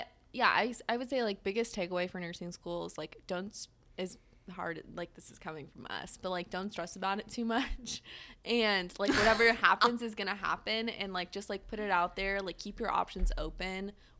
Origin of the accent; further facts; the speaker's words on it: California, United States; I am from California, and I'm obviously mm-hmm. I'm now in the Midwest.